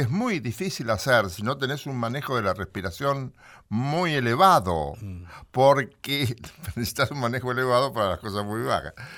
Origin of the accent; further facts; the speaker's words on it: Bragado, Buenos Aires Province, Argentina; now in Buenos Aires, Argentina; Estaba el colegio industrial, sí señor, y era muy importante en mi pueblo